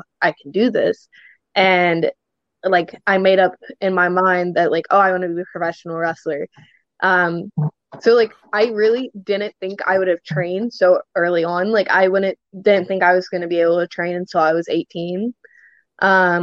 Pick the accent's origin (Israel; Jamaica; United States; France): United States; Louisville, Kentucky; So I'm from Louisville, Louisville, Kentucky.